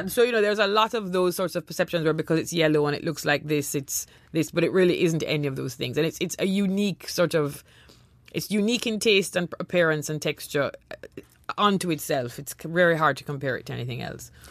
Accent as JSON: {"language": "English", "country": "Jamaica", "tie": "born or raised there", "also_born_or_lived": "Trinidad", "moved": "yes"}